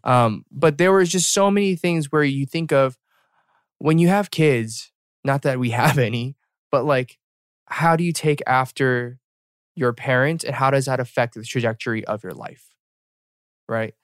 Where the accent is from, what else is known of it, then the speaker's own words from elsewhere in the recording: Atlanta, Georgia, United States; we were born and raised in Atlanta